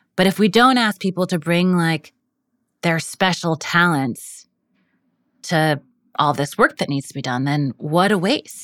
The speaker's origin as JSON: {"language": "English", "town": "New York City", "region": "New York", "country": "United States", "said": "I'm from Brooklyn"}